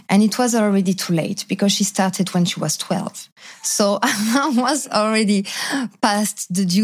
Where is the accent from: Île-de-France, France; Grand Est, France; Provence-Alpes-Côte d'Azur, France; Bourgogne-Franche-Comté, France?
Île-de-France, France; moved away; So I was born in France and not in Paris because I know everybody hates Parisian, but I was born in the suburbs